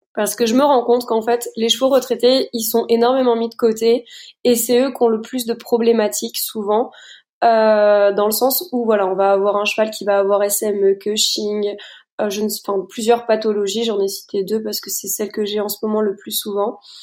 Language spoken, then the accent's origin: French; Luxembourg; moved away as an adult; now in Meuse, France; je viens je viens du Luxembourg